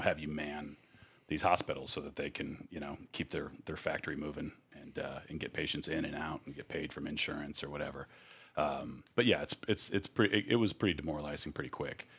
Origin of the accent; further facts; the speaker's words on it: Scottsdale, Arizona, United States; growing up in Scottsdale